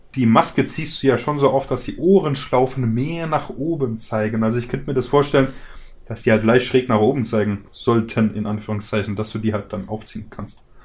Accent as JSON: {"language": "German", "country": "Germany", "said": "bei uns in Deutschland"}